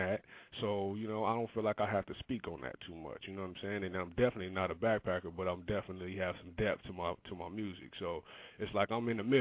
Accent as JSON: {"language": "English", "town": "Compton", "region": "California", "country": "United States", "also_born_or_lived": "Rialto, California", "moved": "yes", "said": "I'm from Compton, California"}